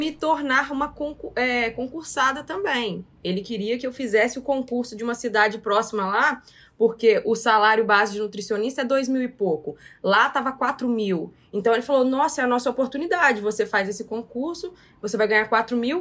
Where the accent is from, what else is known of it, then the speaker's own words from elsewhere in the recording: Porciúncula, Rio de Janeiro, Brazil; moved away as an adult; also born or lived in São José de Ubá; now in Vila Velha, Brazil; Porque eu estava morando em São José de Bar, mas sou de Porciúncula